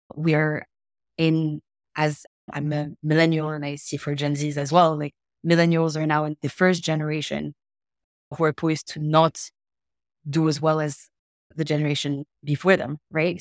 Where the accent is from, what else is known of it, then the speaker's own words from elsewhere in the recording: Morocco; I'm, I'm from Morocco. That's where I was born and raised.